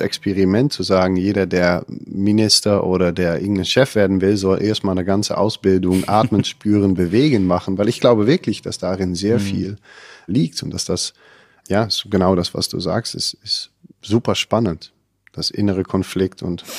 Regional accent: Netherlands; ich kenne das als Holländer gar nicht

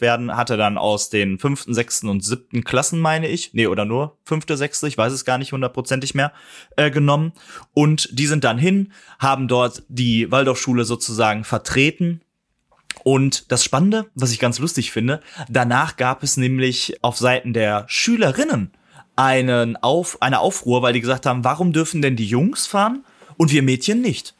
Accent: Ruhr area, North Rhine-Westphalia, Germany; als Ruhrpottler

